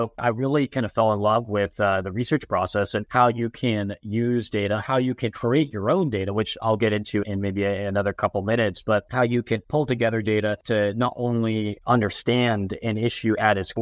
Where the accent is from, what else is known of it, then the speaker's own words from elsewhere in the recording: Phoenix, Arizona, United States; I grew up in Phoenix, Arizona